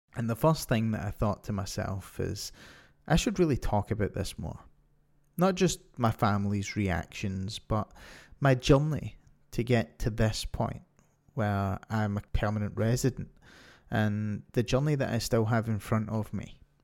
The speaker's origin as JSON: {"language": "English", "region": "Scotland", "country": "United Kingdom", "moved": "as an adult", "lives_now": "Ontario, Canada", "said": "I'm from Scotland, and I've lived here for most of my life until two years ago when I moved to Ontario, Canada"}